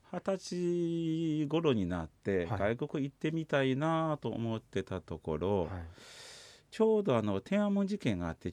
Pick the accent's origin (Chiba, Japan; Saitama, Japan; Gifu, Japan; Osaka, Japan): Osaka, Japan; now in Sapporo, Japan; 私も大阪出身なので